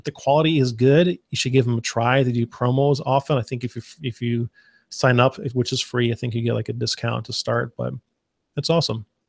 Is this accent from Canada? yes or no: no; Arizona, United States; now in Texas, United States; I grew up in the desert. I grew up in Arizona